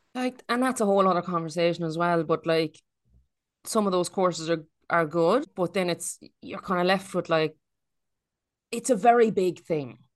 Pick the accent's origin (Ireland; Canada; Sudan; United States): Ireland; moved away; also born or lived in Australia; Ireland is, um, it's not perfect. We have our problems, but it's, uh, it's home.